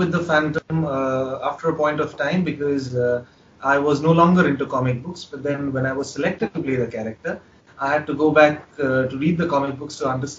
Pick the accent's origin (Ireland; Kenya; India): India; Kolkata, West Bengal; I'm 28 years old. I'm from India, Kolkata, to be very precise.